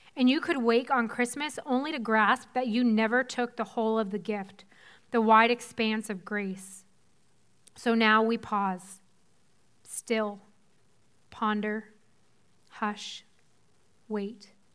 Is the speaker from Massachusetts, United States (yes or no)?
yes; Weymouth, Massachusetts, United States; So I grew up in Boston. If you're familiar with the Boston area at all, I'm from the South Shore, from twelve miles outside the city, um, from a town called Weymouth